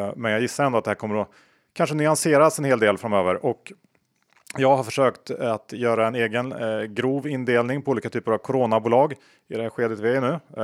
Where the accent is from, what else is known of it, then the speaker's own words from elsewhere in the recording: Sweden; som svensk